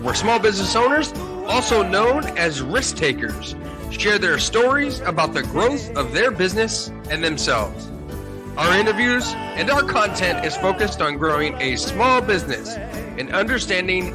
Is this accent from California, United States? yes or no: no; Hershey, Pennsylvania, United States; Growing up in Hershey and from Hershey